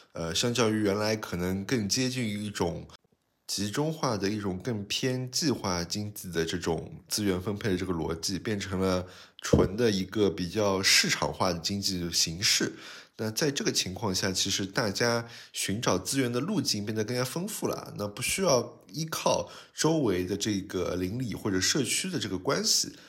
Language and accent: Chinese; Shanghai lilong, China; 不像我们原来里弄里小时候在那边玩的时候，基本上呃家里的旁边几户人家都是非常相熟的，那甚至就是互相串门啊。我小的时候在外婆家